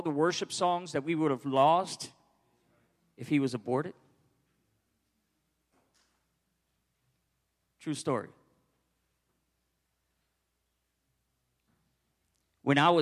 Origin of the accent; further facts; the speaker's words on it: New York City, New York, United States; moved away; Born and raised in New York